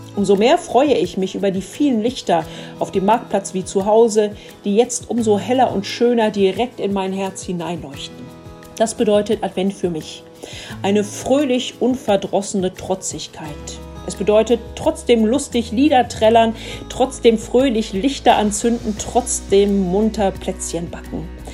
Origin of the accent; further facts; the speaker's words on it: Dülmen, North Rhine-Westphalia, Germany; hier bei uns in Dülmen